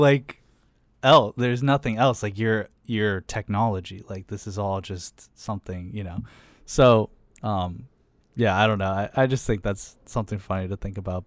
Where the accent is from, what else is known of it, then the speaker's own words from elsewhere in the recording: Pittsburgh, Pennsylvania, United States; moved away as an adult; also born or lived in Michigan; when I'm first meeting them and I say I'm from Pittsburgh